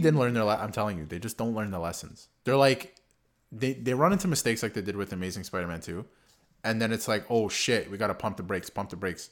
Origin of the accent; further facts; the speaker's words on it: Canada; we're Canadian.